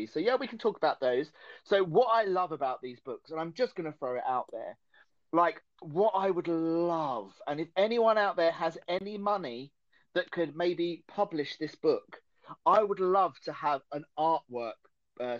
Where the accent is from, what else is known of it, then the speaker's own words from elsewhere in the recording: Essex, East of England, United Kingdom; accent: Essex; It's my Essex accent